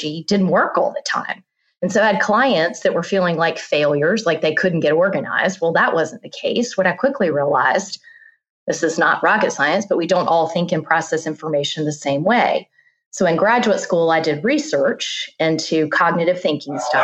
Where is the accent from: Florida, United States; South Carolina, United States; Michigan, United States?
South Carolina, United States; moved away as an adult; also born or lived in Virginia; now in Charlotte, United States; I was born and raised in South Carolina, went to school in Virginia.